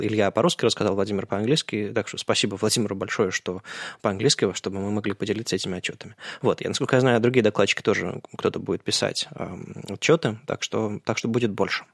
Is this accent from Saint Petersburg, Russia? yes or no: yes; Saint Petersburg, Russia; мы же питерцы